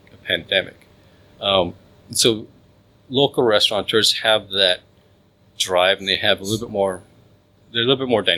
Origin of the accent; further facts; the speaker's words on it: Malaysia; I'm Malaysian.